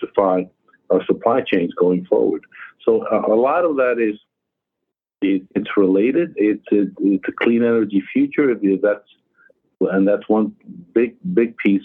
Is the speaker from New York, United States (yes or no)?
yes; New York, United States; my hometown in New York